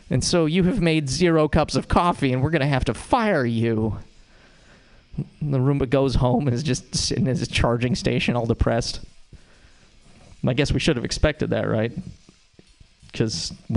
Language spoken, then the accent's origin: English; Montana, United States; now in San Francisco, United States; The way that I know I'm from Montana is that I have an accent